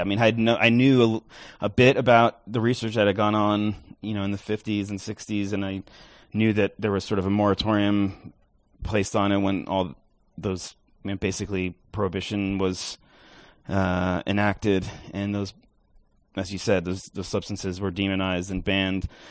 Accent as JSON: {"language": "English", "region": "New York", "country": "United States", "moved": "yes", "said": "I'm from New York originally"}